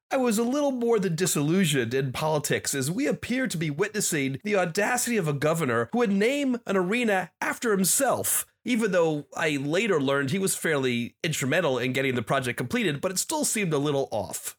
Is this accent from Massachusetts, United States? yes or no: no; New Jersey, United States; when I was a teenager growing up in New Jersey